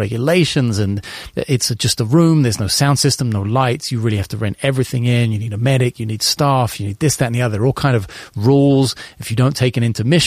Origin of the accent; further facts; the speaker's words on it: London, United Kingdom; I want to start with London because it's my hometown